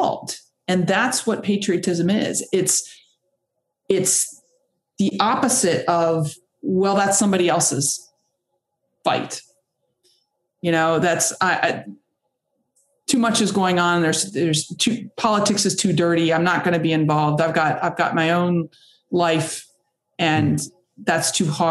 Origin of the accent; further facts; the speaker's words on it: Kentucky, United States; moved away as an adult; also born or lived in San Diego, California; growing up here in Kentucky